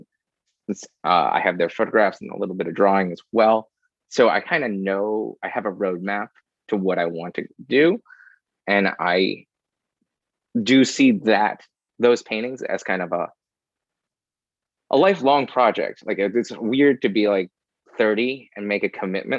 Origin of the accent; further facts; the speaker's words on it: Chicago, Illinois, United States; now in New York, United States; I very much enjoyed growing up in Chicago